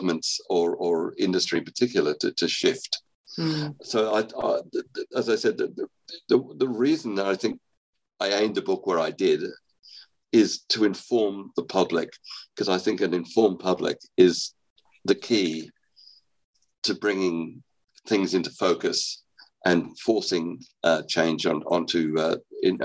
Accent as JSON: {"language": "English", "country": "Australia", "moved": "yes", "said": "I'm actually Australian. I was educated in Australia"}